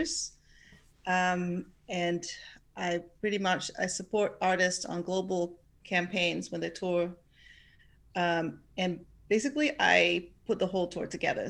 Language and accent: English; southern Netherlands, Netherlands; now in Amsterdam, Netherlands; I am from the south of the Netherlands, but I live in Amsterdam